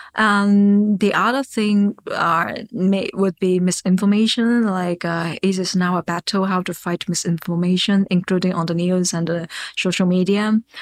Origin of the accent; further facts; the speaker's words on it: Hong Kong; I'm locally from Hong Kong, and I receive my educations in Hong Kong.